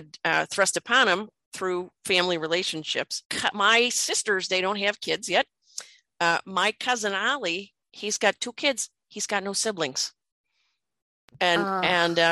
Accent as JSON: {"language": "English", "town": "Chicago", "region": "Illinois", "country": "United States", "tie": "born or raised there", "said": "I spent a lot of time growing up in Chicago"}